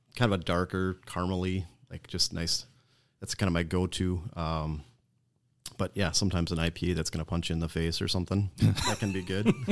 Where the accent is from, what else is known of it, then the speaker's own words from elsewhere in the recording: Menasha, Wisconsin, United States; I grew up in Menasha. I'm a Winnebago County guy